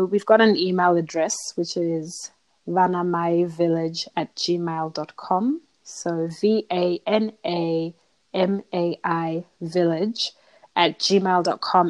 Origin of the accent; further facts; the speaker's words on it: Zimbabwe; moved away as an adult; now in Australia; I'm from Zimbabwe